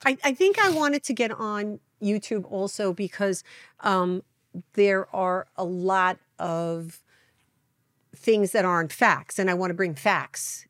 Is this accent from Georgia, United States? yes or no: no; New York City, New York, United States; I grew up in Brooklyn